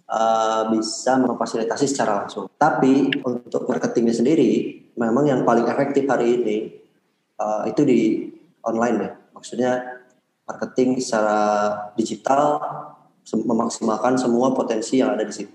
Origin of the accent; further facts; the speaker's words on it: Bandung, West Java, Indonesia; Saya asal Bandung ya, uh, besar di Bandung, kemudian sekolah juga di Bandung.